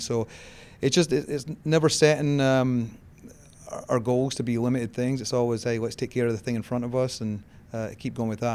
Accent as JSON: {"language": "English", "region": "Scotland", "country": "United Kingdom", "tie": "born or raised there", "moved": "as an adult", "lives_now": "United States", "said": "I grew up in Scotland"}